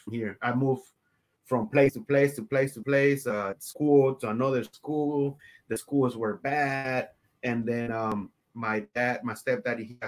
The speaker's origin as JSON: {"language": "English", "town": "Houston", "region": "Texas", "country": "United States", "tie": "born or raised there", "also_born_or_lived": "Mexico", "second_language": "English", "said": "I came here in the United States to Houston, Texas, when I was around 8 or 9."}